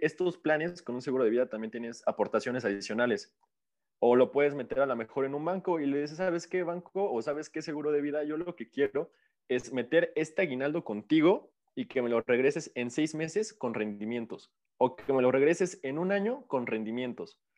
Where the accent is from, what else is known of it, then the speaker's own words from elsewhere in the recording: Mexico; como mexicanos